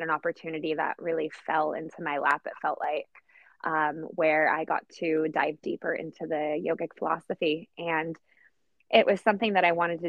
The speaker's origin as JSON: {"language": "English", "country": "Poland", "moved": "yes", "lives_now": "Oceanside, United States", "said": "I'm originally from Poland, hence the unusual name. And I currently live in South Oceanside in California"}